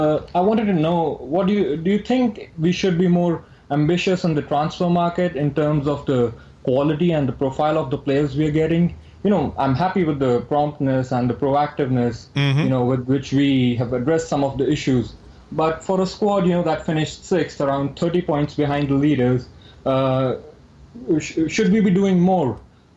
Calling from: New York, United States; I'm calling from New York.

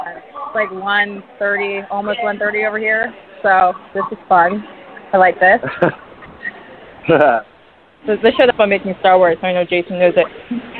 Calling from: New Jersey, United States; I'm calling from Jersey.

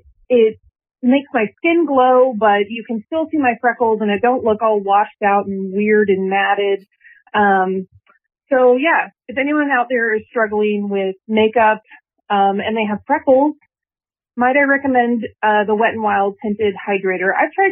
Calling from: Florida, United States; I'm calling from Florida.

